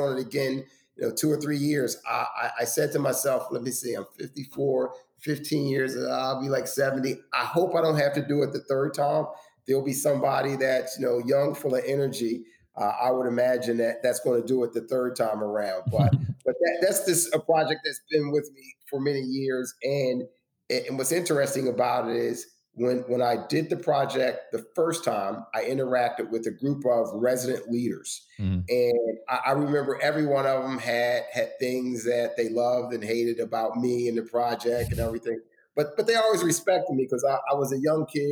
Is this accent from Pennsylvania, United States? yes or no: yes; Philadelphia, Pennsylvania, United States; South Philadelphia, my hometown